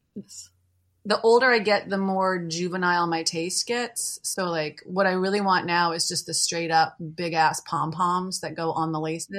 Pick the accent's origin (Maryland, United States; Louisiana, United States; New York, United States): Maryland, United States; born or raised there; now in Baltimore, United States